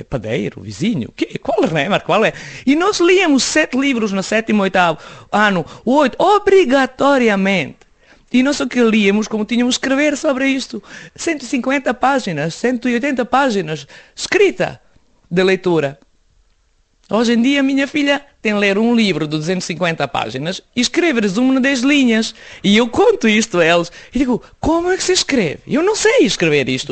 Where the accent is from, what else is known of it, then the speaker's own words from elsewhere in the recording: Belgrade, Serbia; Portuguese is a second language; moved away as an adult; also born or lived in Bosnia / Jajce / Sarajevo; now in Portugal; Cresci em Belgrado e voltámos para a casa dos meus pais